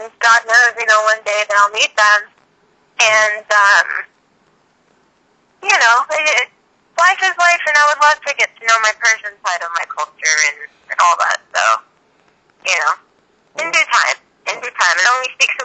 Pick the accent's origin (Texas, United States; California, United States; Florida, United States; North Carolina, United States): Texas, United States; Houston; I was raised in Houston